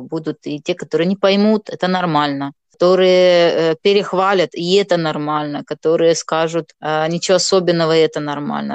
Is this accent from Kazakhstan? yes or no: no; Moldova; first language Gagauz; Russian is a second language; moved away as an adult; now in Kharkiv, Ukraine; я живу в Харькове, на Украине, замуж здесь вышла, шестой год Э, но сама я из Молдовы.